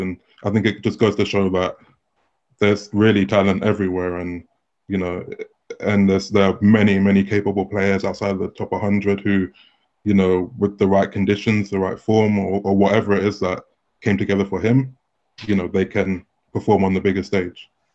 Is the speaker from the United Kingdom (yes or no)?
yes; London, United Kingdom; I'm I'm from London, so I played in tournaments around around here, like just growing up in junior tournaments